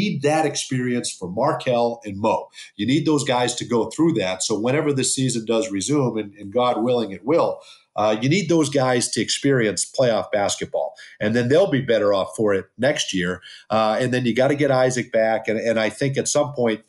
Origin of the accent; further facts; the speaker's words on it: Boston, Massachusetts, United States; now in Florida, United States; as a kid growing up that I would one day have this opportunity, growing up in Boston